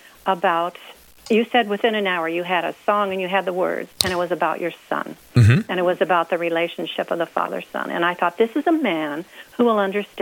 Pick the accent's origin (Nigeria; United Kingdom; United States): United States; about 30 miles south of St. Louis, Missouri; moved away as an adult; also born or lived in Leavenworth, Kansas; I was born and raised in Missouri, about 30 miles south of St. Louis